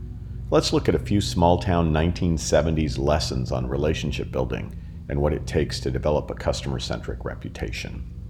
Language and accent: English; Florence, Colorado, United States; Early in my business career, I thought growing up in Florence might have been a handicap